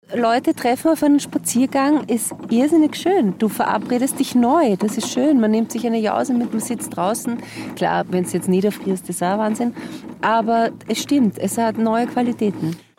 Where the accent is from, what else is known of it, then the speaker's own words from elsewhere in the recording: Vienna, Austria; accent: Viennese; also born or lived in Blue Mountains, Australia / Carinthia; aber ich war mein Leben lang in Wien. Ich rede auch wie eine Wienerin.